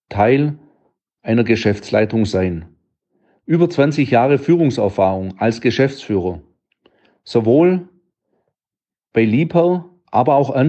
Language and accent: German; Baden-Württemberg, Germany; accent: Swabian; Wie man es meinem Dialekt entnehmen kann, ich bin ein stolzer Schwab.